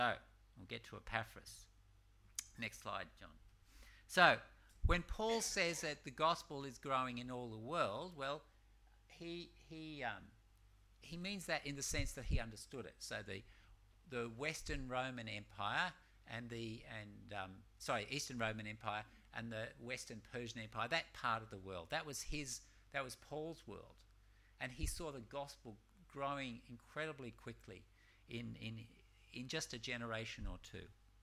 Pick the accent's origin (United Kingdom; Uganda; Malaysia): Malaysia; I'm from Malaysia